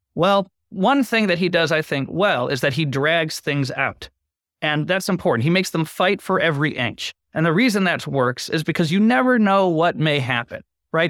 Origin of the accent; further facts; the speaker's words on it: Boston, Massachusetts, United States; I grew up in Boston